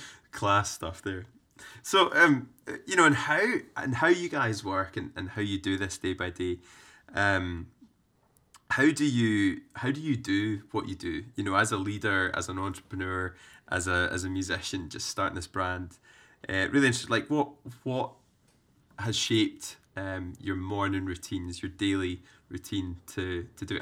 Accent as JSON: {"language": "English", "region": "Scotland", "country": "United Kingdom", "tie": "born or raised there", "said": "growing up in Scotland"}